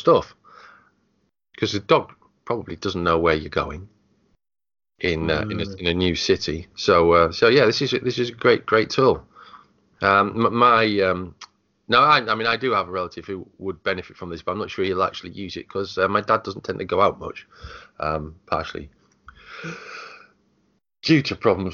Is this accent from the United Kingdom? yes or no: yes; United Kingdom; being British